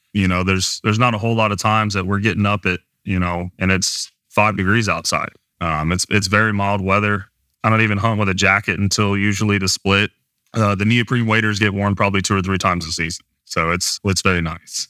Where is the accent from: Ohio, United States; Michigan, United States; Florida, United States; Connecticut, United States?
Ohio, United States; Cincinnati; moved away as an adult; also born or lived in Mississippi; now in Texas, United States; I am from Cincinnati, but, you know, I'm from a, grew up originally in a smaller town off the east side of Cincinnati